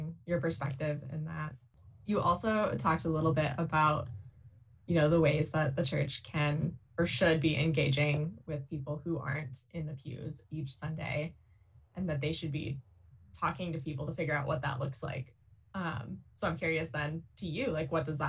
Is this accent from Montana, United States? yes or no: yes; Columbia Falls, Montana, United States; I grew up in Columbia Falls, Montana